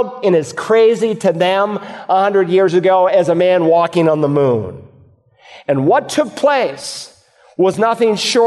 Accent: United States; as an American

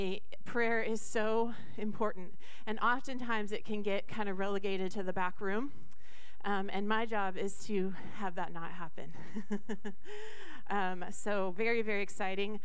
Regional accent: Skagit County, Washington, United States; I grew up in Skagit County

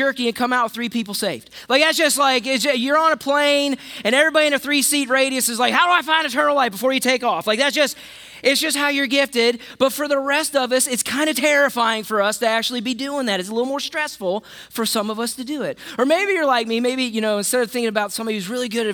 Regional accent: West Virginia, United States; I'm from West Virginia, so I knew about Jesus

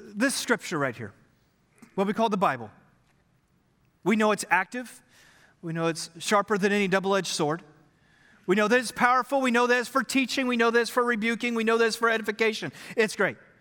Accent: Texas, United States; We are Texans

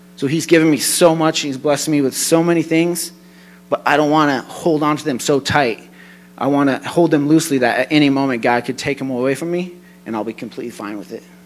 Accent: Colorado, United States; I'm from Colorado

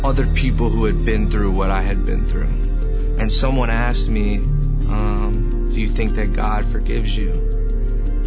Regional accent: Lincolnton, North Carolina, United States; I'm from Lincolnton, North Carolina. I grew up in a small town going to church.

